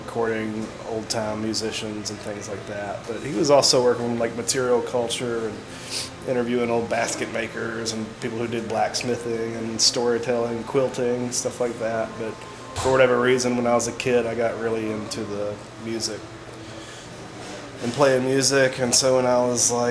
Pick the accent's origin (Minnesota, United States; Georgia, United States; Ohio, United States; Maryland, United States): Georgia, United States; Columbus; grew up in Columbus, Georgia